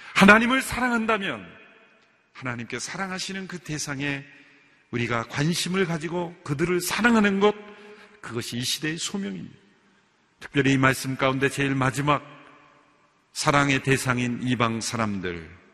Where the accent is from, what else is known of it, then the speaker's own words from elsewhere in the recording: South Korea; 우리나라 사람들도